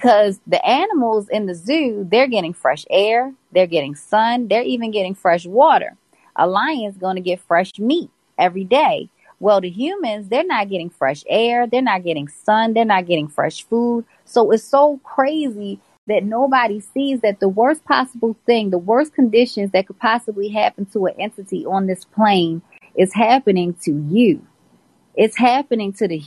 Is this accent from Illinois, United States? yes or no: no; Baltimore, Maryland, United States; I'm from Baltimore City.